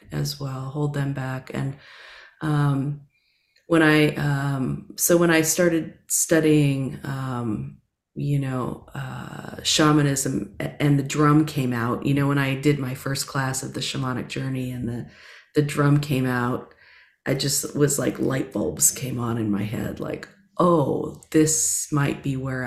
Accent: Southern California, United States; moved away; also born or lived in New York City; I grew up in Southern California.

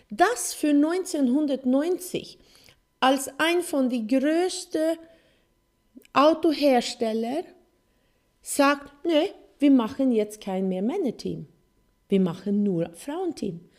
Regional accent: Sweden; German is a second language; weil äh, Motorsport war, wo ich aufgewachsen bin in Schweden, äh, eine große Sache.

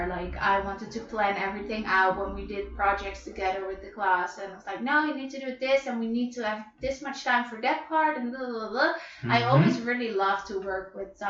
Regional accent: Netherlands; now in Madrid, Spain; I am from Holland, like you. And I live here in Madrid

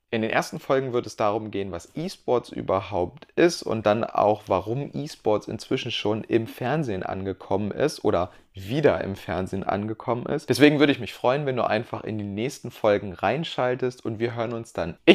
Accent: Hildesheim, Lower Saxony, Germany; now in Munich, Germany; Ich bin …, schon gesagt, und komme aus Niedersachsen, aus der Kleinstadt Hildesheim. Ähm, inzwischen bin ich allerdings in München

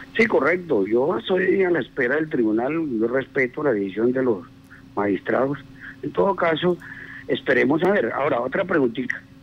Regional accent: Costeño, Caribbean coast, Colombia; moved away; yo me considero yo paleño, a pesar de que yo soy costeño, yo vivo aquí hace 28 años

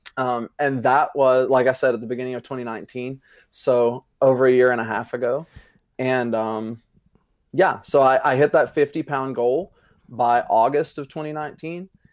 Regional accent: Greeneville, Tennessee, United States; also born or lived in Johnson City, Tennessee; I am originally from Greenville, Tennessee

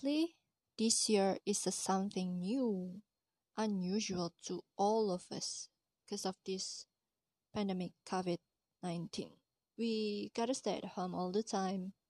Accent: Malaysia; As a Malaysian

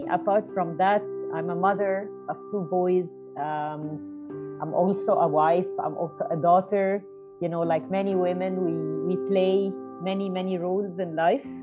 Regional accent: New Zealand; born there; I was born in New Zealand

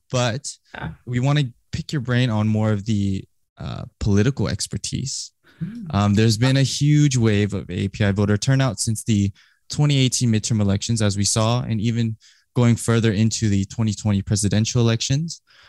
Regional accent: Murrieta, California, United States; I grew up in the Inland Empire.

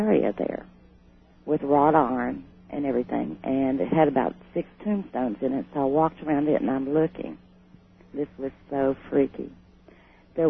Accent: Houston, Texas, United States; moved away; also born or lived in Covington, Georgia; I'm originally from Houston. But I lived in Georgia, a small town in Georgia, just outside of Atlanta, called Covington, Georgia.

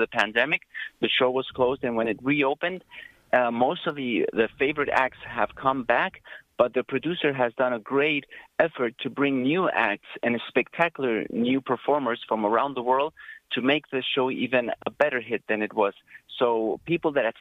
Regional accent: Argentina; moved away; I'm originally from Argentina

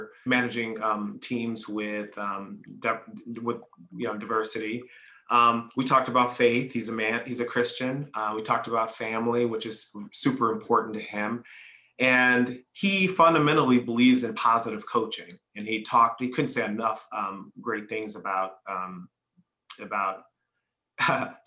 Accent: Chicago, Illinois, United States; moved away as an adult; now in Atlanta, United States; I grew up in Chicago. I actually left in 2005. We moved to Atlanta

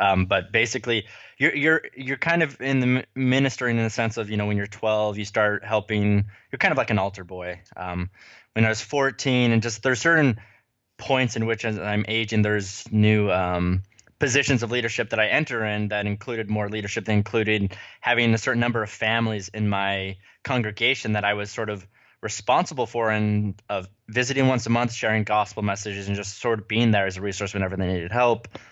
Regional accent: United States; moved away; also born or lived in California / Utah; I am a child of the West, grew up in California and Utah

